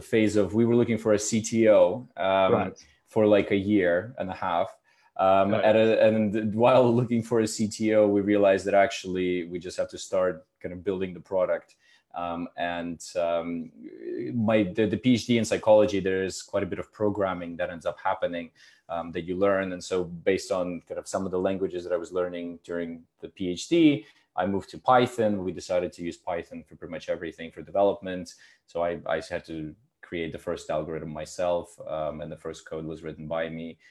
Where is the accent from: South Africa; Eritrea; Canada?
Canada; moved away as an adult; also born or lived in Ukraine / Germany / India / United States; I was born in Ukraine, grew up in Canada